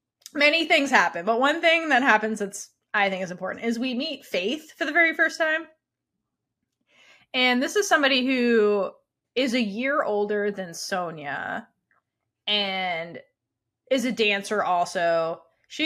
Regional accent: East Coast, United States; I grew up on the East Coast.

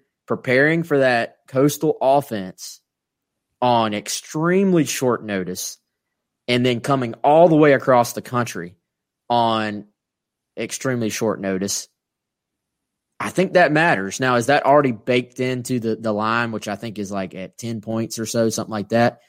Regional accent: South Carolina, United States; We're from South Carolina, so we talk slow.

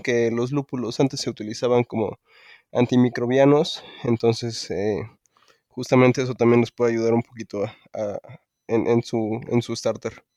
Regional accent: Mexico; soy muy mexicano

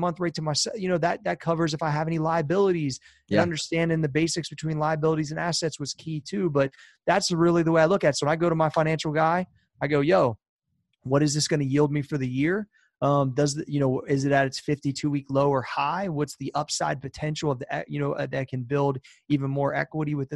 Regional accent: Columbus, Ohio, United States; I'm from Columbus

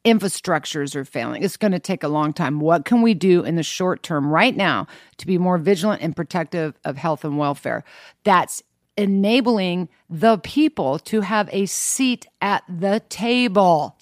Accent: Kansas, United States; I grew up in Kansas.

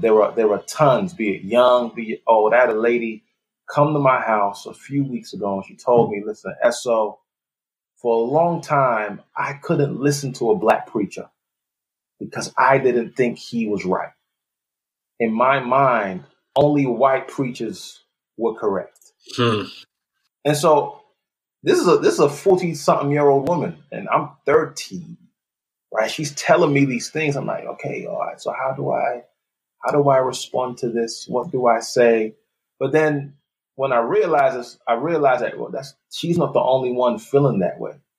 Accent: London, United Kingdom; moved away as an adult; also born or lived in Nigeria; now in Texas, United States; I was born in Nigeria. I lived there till I was nine years old. So I'm soaking that up. Then I moved to, to London, England when I was nine. Uh, lived there for the majority of my childhood and, and adult life.

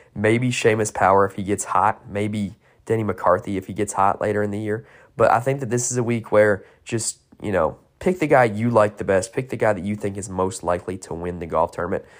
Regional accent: North Carolina, United States; I am from North Carolina

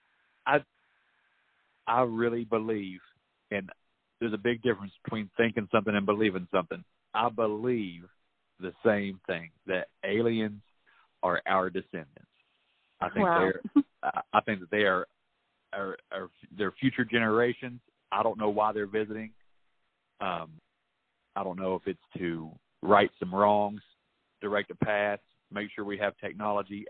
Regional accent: West Virginia, United States; my home state, in West Virginia

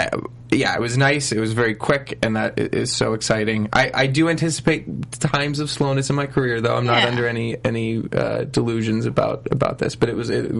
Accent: New Jersey, United States; moved away as an adult; also born or lived in Pittsburgh, Pennsylvania; now in Los Angeles, United States; I was born in Pittsburgh and grew up in New Jersey, but both sides of my family are from Pittsburgh.

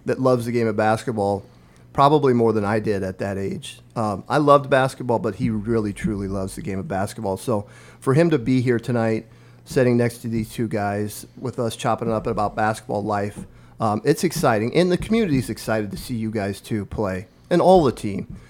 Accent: Omaha Indian Reservation, northeast Nebraska, United States; moved away as an adult; now in Lincoln, United States; I grew up on the Omaha Indian Reservation in northeast Nebraska

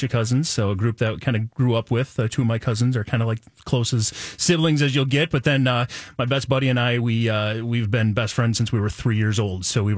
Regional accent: Nicollet, Minnesota, United States; I'm from a small town called Nicollet, Minnesota. It's right down by Mankato. So tiny little town down there. And went to all through high school there.

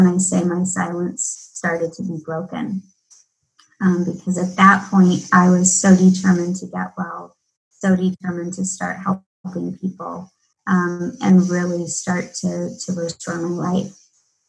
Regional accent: Midwest, United States; Everything that I'd been taught growing up in the Midwest

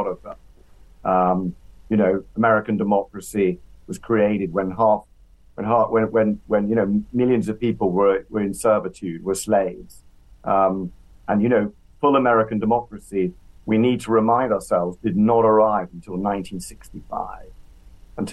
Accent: England, United Kingdom; I can say that as an Englishman

